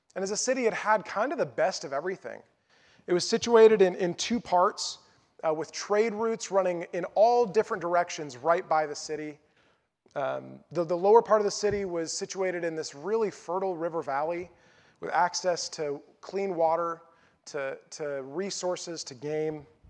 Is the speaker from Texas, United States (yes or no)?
no; North Carolina, United States; also born or lived in Lincoln, Nebraska; my hometown in North Carolina